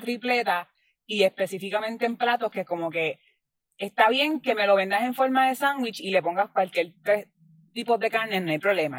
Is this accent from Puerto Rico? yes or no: yes; Puerto Rico; yo siendo puertorriqueña